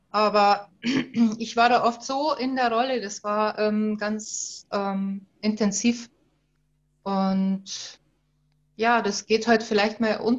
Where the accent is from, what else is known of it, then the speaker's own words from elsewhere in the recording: Bavaria, Germany; Ich komme aus dem schönen Oberbayern, ähm, aus dem Vierseenland